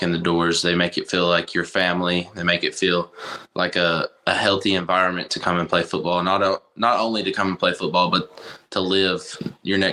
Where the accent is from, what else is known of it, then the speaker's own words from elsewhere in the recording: Greenbrier, Arkansas, United States; I am a quarterback from Greenbrier, Arkansas, a little small town in Arkansas, about 6,000 people.